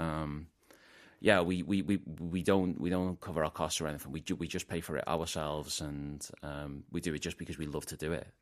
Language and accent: English; Liverpool, North West England, United Kingdom; moved away as an adult; also born or lived in Gwangju, South Korea / Incheon, South Korea; now in South Korea; I'm from Liverpool oh. in ah. the UK